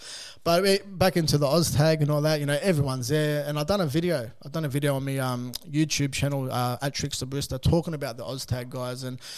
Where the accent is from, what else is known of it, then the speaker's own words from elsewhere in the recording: Sydney, New South Wales, Australia; growing up around South Sydney my whole life